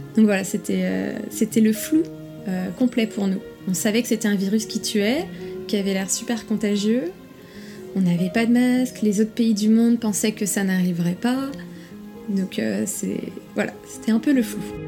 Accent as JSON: {"language": "French", "town": "Nantes", "region": "Pays de la Loire", "country": "France", "moved": "as an adult", "lives_now": "Shanghai, China", "said": "je suis nantaise"}